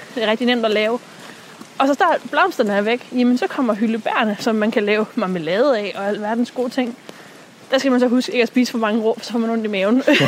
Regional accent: Djursland, Central Denmark Region, Denmark; moved away; hun er ude fra Djursland, fra hvor jeg er vokset op

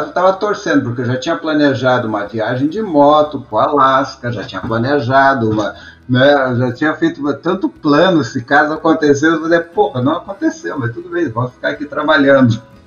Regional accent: Brazil; moved away as an adult; now in United States; eu sou um estrangeiro, estou aqui, no, aqui nos Estados Unidos

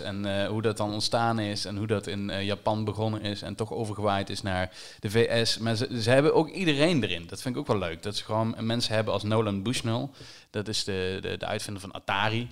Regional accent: Limburg, Netherlands; als Limburger

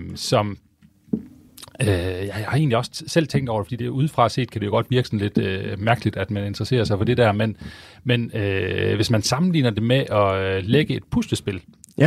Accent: Viborg, Central Denmark Region, Denmark; jeg kommer selv fra Viborg oprindeligt

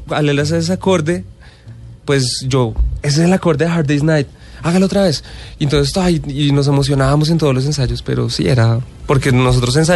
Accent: Bogotá, Bogotá Capital District, Colombia; nosotros somos de Bogotá los tres

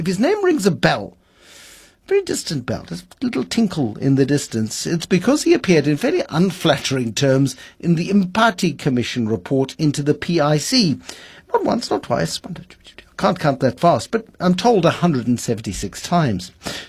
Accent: South Africa; The wonderful thing about being a South African journalist, this is a new topic, by the way, is that you develop a sense of smelling rats before their presence is absolutely obvious.

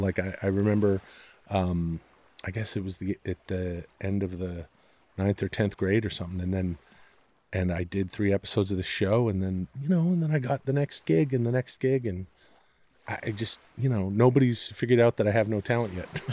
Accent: Ladner, British Columbia, Canada; moved away as an adult; now in Los Angeles, United States; growing up in Canada, in the area that I did, it was just outside of Vancouver in the suburbs, uh, I like to call it a, you know, a farming, fishing village of Ladner, British Columbia.

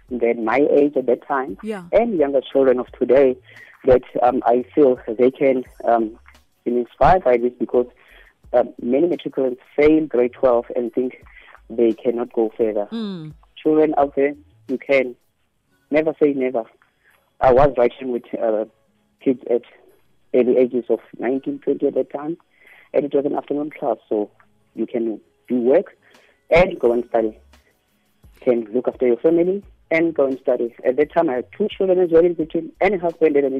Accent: Dullstroom, Mpumalanga, South Africa; now in Pretoria, South Africa; I come from a farm in Dalsum called Venduk. There were no schools there at all

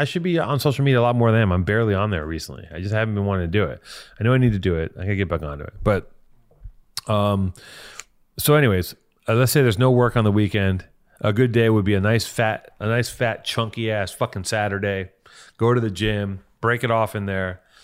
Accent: Los Angeles, California, United States; I'm from here

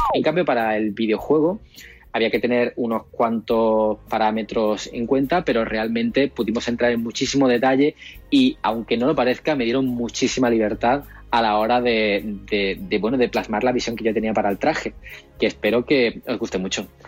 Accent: El Puerto de Santa María, Andalusia, Spain; also born or lived in Seville; Soy del puerto de Santa María, provincia de Cádiz

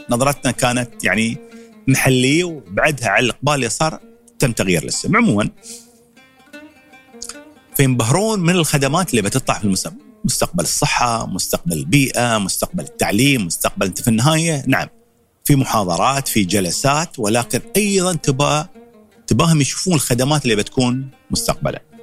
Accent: United Arab Emirates; فبغيت انا حد من الشباب اللي عندنا في الامارات تكون له بصمه في المتحف هاي.

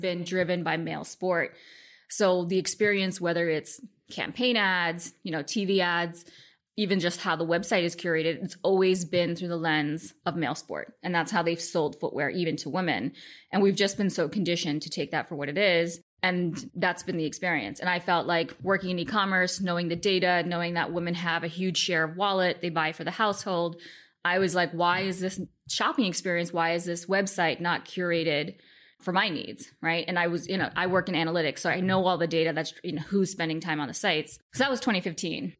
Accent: New York City, New York, United States; growing up in Queens

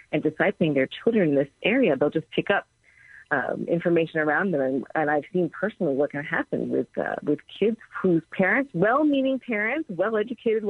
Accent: United States; I'm Korean American

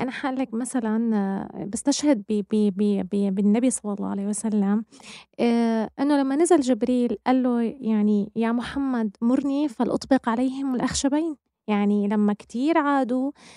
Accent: Damascus, Damascus Governorate, Syria; نحن بدمشق يعني أنا ححكي عن بلدي طبعا أنا بدمشق أنا كنت لما حتى أشوف مثلا كان عندي صديقة بالمدرسة

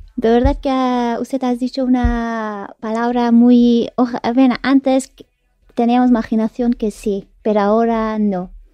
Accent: Kabul, Afghanistan; Spanish is a second language; moved away as an adult; now in Spain; Mi padre es de Parwan, mi madre ah. es de Panjshir y yo nací en Kabul

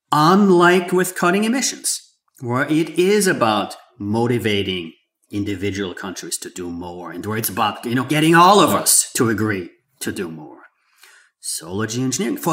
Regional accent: Austria; moved away; I grew up in Austria

